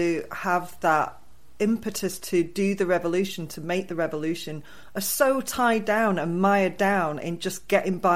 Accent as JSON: {"language": "English", "town": "Manchester", "region": "North West England", "country": "United Kingdom", "tie": "born or raised there", "said": "I'm from Manchester, so it was more about the mill towns that we learned"}